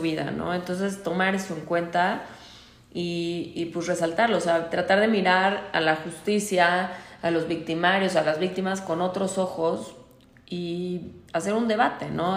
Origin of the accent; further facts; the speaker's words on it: Mexico; nací en México